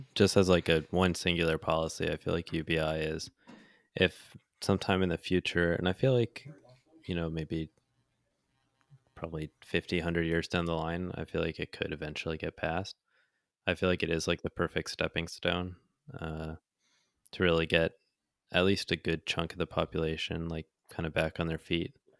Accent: United States; accent: American; I was American

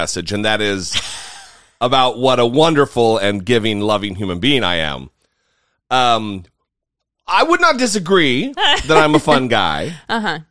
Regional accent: Idaho, United States; also born or lived in Orange County, California; now in Washington, D.C., United States; we just moved from Orange County, we're originally from Idaho

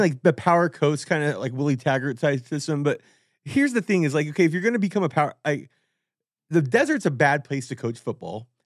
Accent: Whittier, California, United States; where I grew up in Whittier

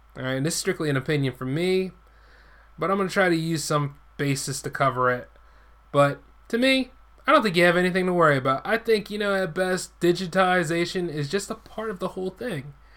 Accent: United States; I'm an American first

